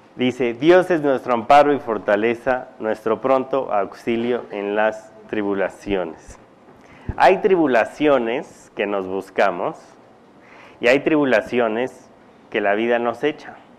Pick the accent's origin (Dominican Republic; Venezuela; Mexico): Mexico; cuando yo nací mi papá estaba en Estados Unidos, mi mamá aquí